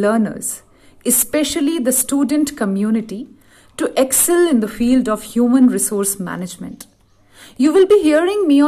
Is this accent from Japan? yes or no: no; Solan, Himachal Pradesh, India; now in Shimla, India; I grew up in Solan city of Himachal Pradesh in India, but I have been living in Shimla since 2016